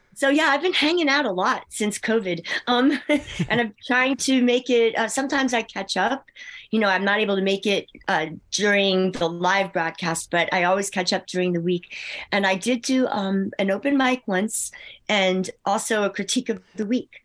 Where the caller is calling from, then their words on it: Northfield, New Jersey, United States; I'm calling from Northfield, New Jersey